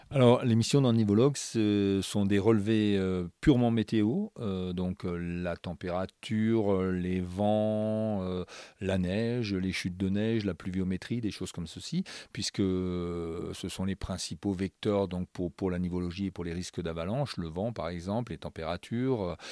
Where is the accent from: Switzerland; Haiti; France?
France; Alsace, Grand Est; moved away as an adult; also born or lived in Strasbourg; now in La Plagne, France; je ne suis pas né à la Plagne, je suis né euh, en Alsace, je suis un Alsacien euh, exporté ici à la Plagne.